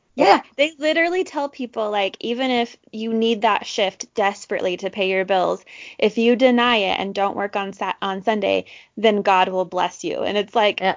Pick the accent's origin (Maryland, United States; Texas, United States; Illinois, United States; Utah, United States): Utah, United States; Orem; I grew up in Orem, Utah